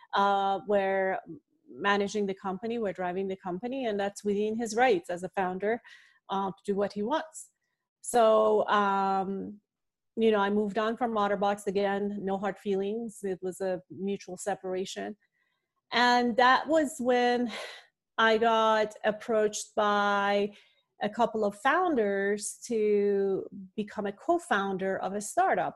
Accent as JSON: {"language": "English", "country": "Iran", "tie": "born or raised there", "said": "I was born and raised in the Middle East. I uh, grew up in Iran."}